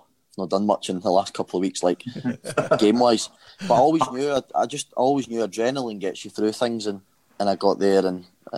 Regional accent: Scotland, United Kingdom; moved away; I'm Scottish

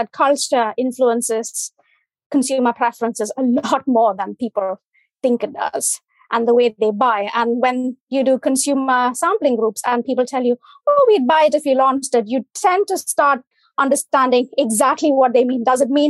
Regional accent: India; English is a second language; From India.

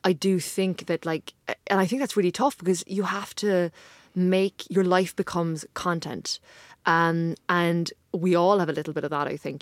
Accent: Ireland; I'm from Ireland

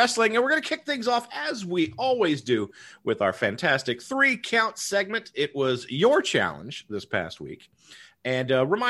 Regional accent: the South, United States; even though obviously he had the big Southern accent, but that's fine. We're from the South.

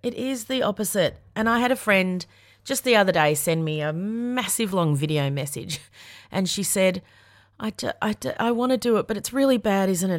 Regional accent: Yarra Valley, Victoria, Australia; I'm a bogan from the Yarra Valley, so I know how to party.

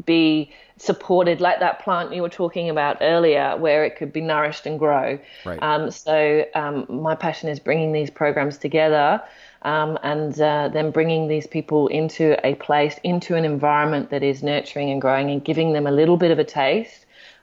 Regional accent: Australia; because I'm Australian and then I'm UK, I get two.

